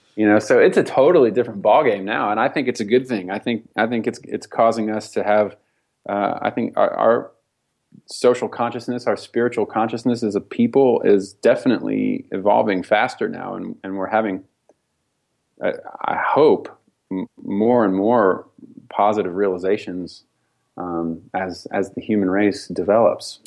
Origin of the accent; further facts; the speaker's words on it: Nashville, Tennessee, United States; spiritual traditions that I grew up with in Nashville